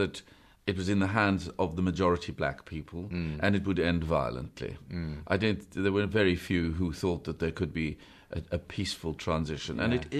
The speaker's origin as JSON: {"language": "English", "country": "South Africa", "tie": "born or raised there", "said": "Yeah, we were raised in South Africa, which is where I came from. In a sort of Catholic family"}